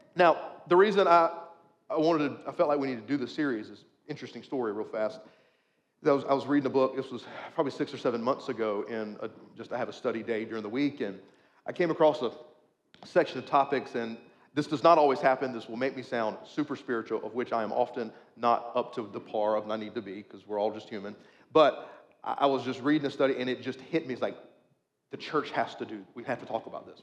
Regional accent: United States; we are, as an American culture, a Christian nation

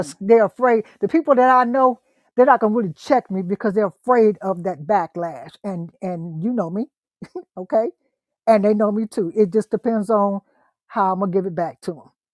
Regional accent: Ohio, United States; also born or lived in East Texas; now in Texas, United States; I'm from Ohio

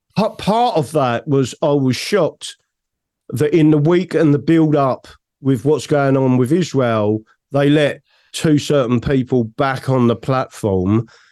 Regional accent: England, United Kingdom; I'm English

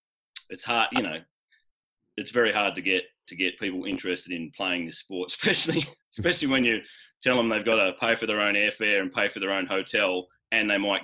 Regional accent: Bruce Rock, Western Australia, Australia; now in Denver, United States; So I grew up in Bruce Rock, Western Australia

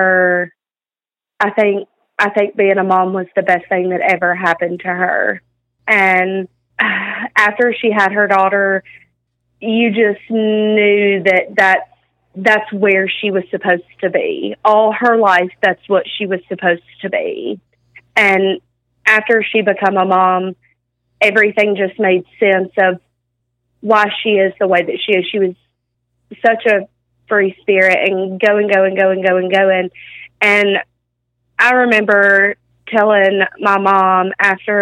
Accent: North Mississippi, United States; also born or lived in New Mexico; we're from a small town in North Mississippi, and I moved from New Mexico, and whenever I moved to North Mississippi, I didn't obviously know anybody

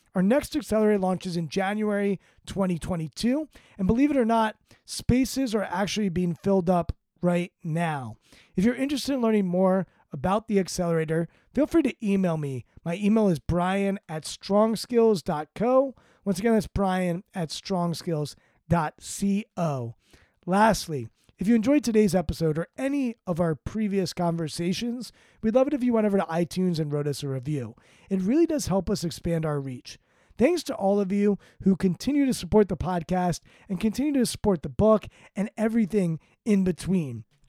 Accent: Washington, District of Columbia, United States; my hometown basketball team, the Washington Wizards

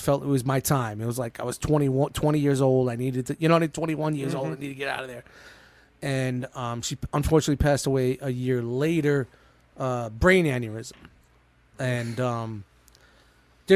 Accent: New York City, New York, United States; now in New Jersey, United States; I grew up in Brooklyn. I grew up in Canarsie, which was, at the time, heavily mobbed up

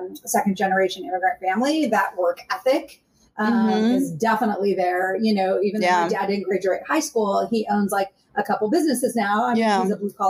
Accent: Arizona, United States; moved away; I'm from Arizona

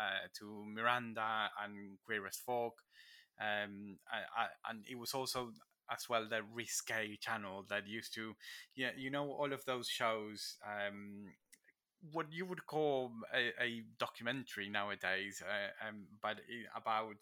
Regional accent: Argentina; now in Warwickshire, United Kingdom; I'm Argentinian.

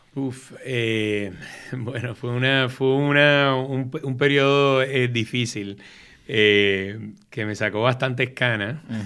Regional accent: San Juan, Puerto Rico; moved away as an adult; Me crié en Río Piedras, en Cupey

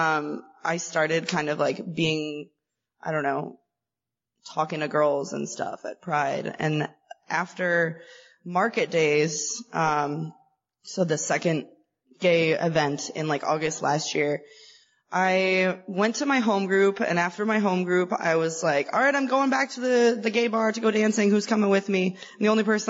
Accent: Chicago, Illinois, United States; I am from Chicago

